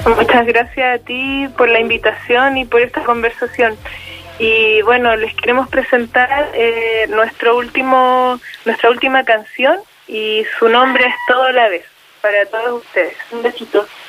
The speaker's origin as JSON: {"language": "Spanish", "country": "Chile", "said": "las personas hemos estado cambiando como chilenas, chilenas"}